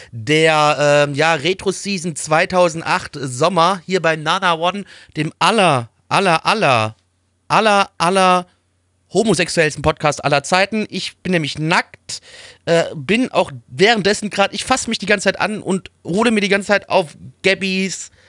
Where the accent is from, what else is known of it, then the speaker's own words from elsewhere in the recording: Liechtenstein; Wir sind echte Liechtensteiner.